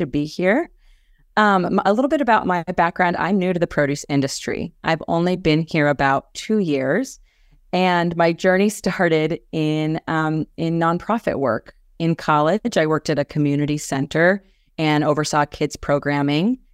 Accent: Kansas, United States; moved away as an adult; also born or lived in Washington, D.C.; Kansas, my home state

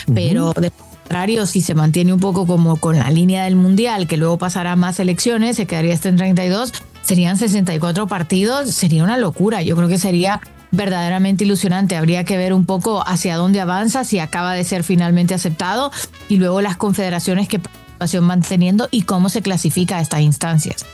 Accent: Honduras; en mi país

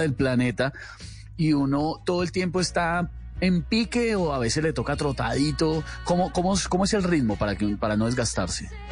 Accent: Colombia; Los colombianos somos creativos, los colombianos la damos.

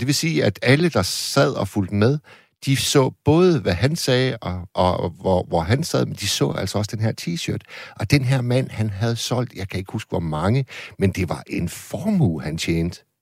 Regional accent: Vendsyssel, North Denmark Region, Denmark; jeg kommer jo op fra Vendsyssel

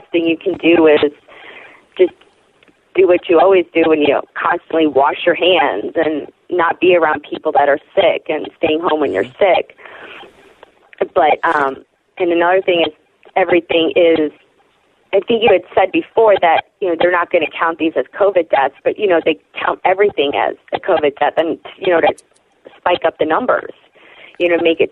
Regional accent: Chicago, Illinois, United States; now in Oklahoma City, United States; in my hometown of Chicago

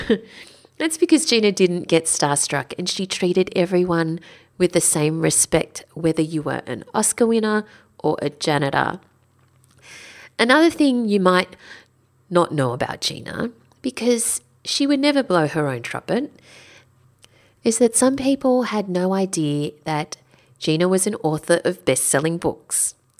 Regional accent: Sydney, New South Wales, Australia; I'm from Sydney

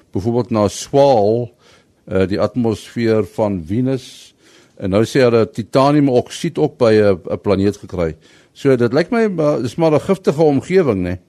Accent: Pretoria, Gauteng, South Africa; toe klein tyd ons het hier in Pretoria groot geword

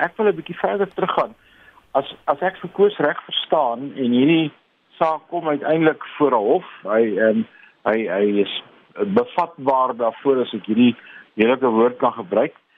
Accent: South Africa

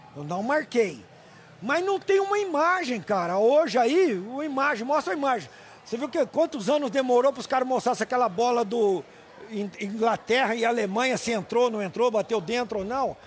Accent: São Paulo, Brazil; eu sou paulista

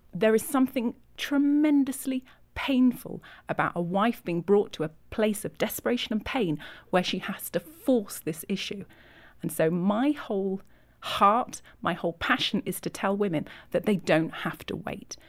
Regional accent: Yorkshire and the Humber, United Kingdom; moved away as an adult; now in California, United States; I'm from England, from Yorkshire.

